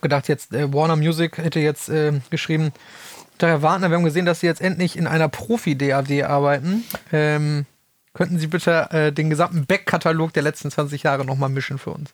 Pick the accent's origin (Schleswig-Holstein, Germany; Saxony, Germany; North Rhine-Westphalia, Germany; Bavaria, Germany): North Rhine-Westphalia, Germany; Kreis Soest; ich komme ja aus dem, aus dem Kreis Soos gebürtig